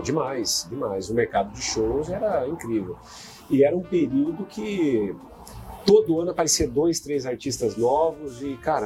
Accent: Terra Boa, Paraná, Brazil; eu nasci em Terra Boa, com, com, com avô, com avó no sítio, com pai, com mãe

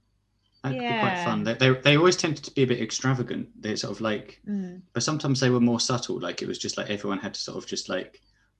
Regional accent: United States; as an American.

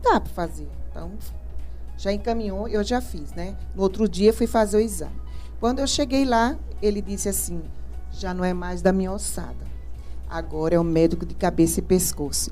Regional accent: Recife, Pernambuco, Brazil; moved away as an adult; also born or lived in Campo Grande, Mato Grosso do Sul; Sou natural de Recife, Pernambuco, e sou pedagoga

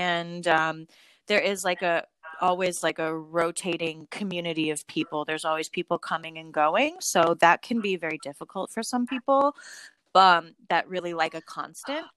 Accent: Wilmette, Illinois, United States; moved away as an adult; now in Seoul, South Korea; I'm from the North Shore, so a little bit outside Chicago, from a town called Wilmette.

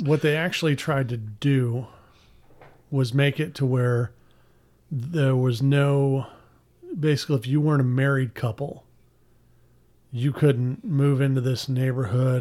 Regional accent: Pasadena, Texas, United States; I grew up in Pasadena, but I was zoned for Deer Park schools

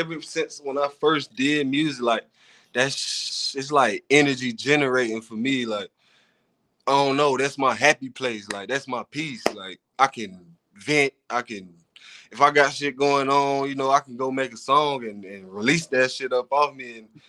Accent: Cincinnati, Ohio, United States; born there; now in Fargo, United States; Well, I was born in Cincinnati, Ohio.

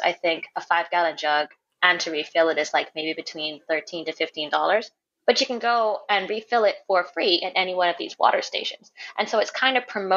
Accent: Grand Bahama, Bahamas; accent: in between; I'm going to speak for myself as a Grand Bahamian

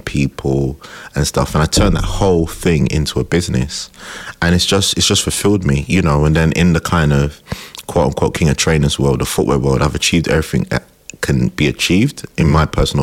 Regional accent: London, United Kingdom; I grew up in Tottenham

